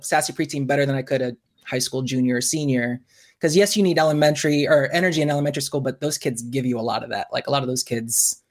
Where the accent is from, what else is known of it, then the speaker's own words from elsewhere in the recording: Bloomington, Indiana, United States; also born or lived in Virginia / Hawaii; now in Muncie, United States; When I was 5, the summer of 88, we moved here to Bloomington.